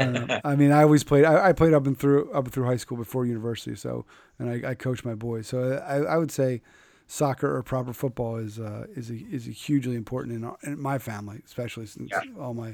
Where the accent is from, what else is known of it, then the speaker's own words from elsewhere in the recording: Philadelphia, Pennsylvania, United States; now in New England, United States; that's my home city. I'm from Philadelphia.